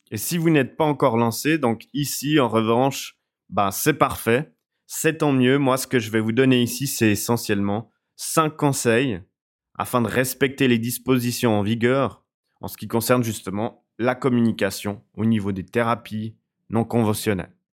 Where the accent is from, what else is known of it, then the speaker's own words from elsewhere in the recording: Switzerland; je suis suisse